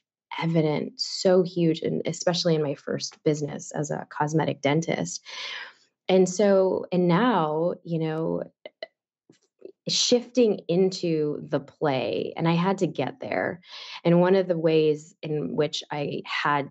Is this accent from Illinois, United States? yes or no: yes; Chicago, Illinois, United States; I born and raised in Chicago